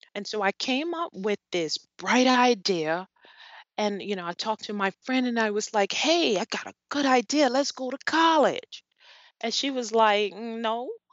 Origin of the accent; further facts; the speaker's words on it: New Orleans, Louisiana, United States; I grew up in New Orleans, Louisiana